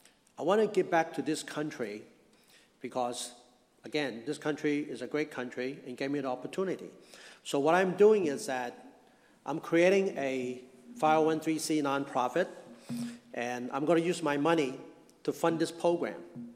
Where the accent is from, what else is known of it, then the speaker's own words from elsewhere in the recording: Hong Kong; now in United States; I came from Hong Kong, I mentioned that, in 1963. I came to this country with my family. We were very poor in Hong Kong.